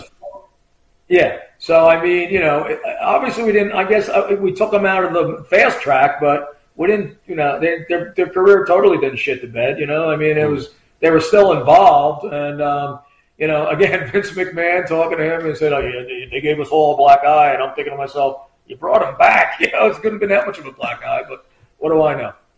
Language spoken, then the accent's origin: English; Point Pleasant, New Jersey, United States; I'm from Point Pleasant.